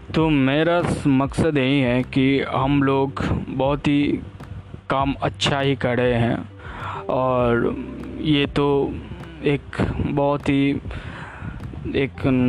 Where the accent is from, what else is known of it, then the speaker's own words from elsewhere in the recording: India; India से belong करता हूँ